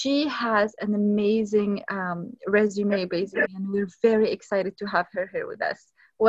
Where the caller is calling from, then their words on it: Vancouver, British Columbia, Canada; Hi, everyone, and I'm …, the co-host of African Jeopardy, and I'm recording from Sunshine, Vancouver in BC, Canada.